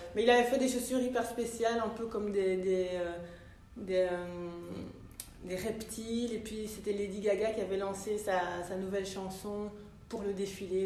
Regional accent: Brussels, Brussels-Capital Region, Belgium; also born or lived in London, United Kingdom / Italy / France; je suis bruxelloise d'origine ivoirienne

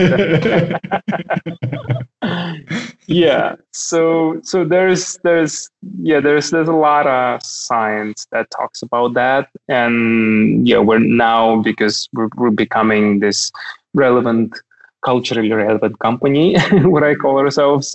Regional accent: Kaliningrad, Kaliningrad Oblast, Russia; moved away as an adult; now in Berlin, Germany; Kaliningrad is only 600 kilometers from Berlin. You could drive from my hometown to Berlin.

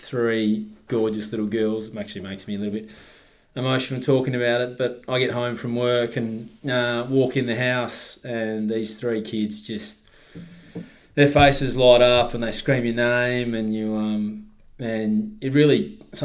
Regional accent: Swan Valley, Western Australia, Australia; I grew up in the Swan Valley

